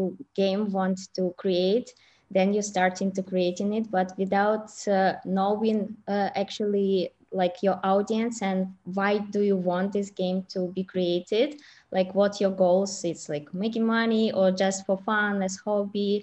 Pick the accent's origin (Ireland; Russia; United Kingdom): Russia; moved away as an adult; also born or lived in China; I actually was studying in China and I'm from Russia